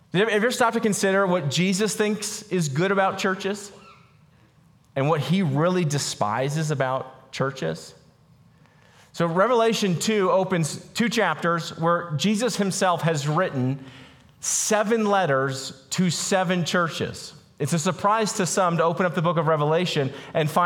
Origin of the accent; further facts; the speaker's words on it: Boulder, Colorado, United States; I grew up in Boulder, Colorado